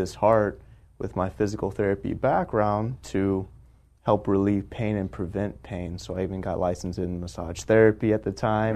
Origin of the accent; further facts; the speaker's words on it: Texas, United States; moved away as an adult; also born or lived in California; now in San Diego, United States; I grew up in Texas, came out to California for school